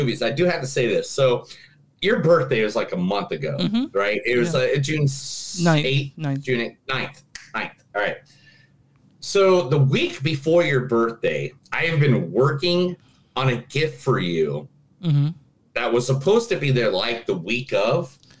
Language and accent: English; Ireland; because I'm Irish.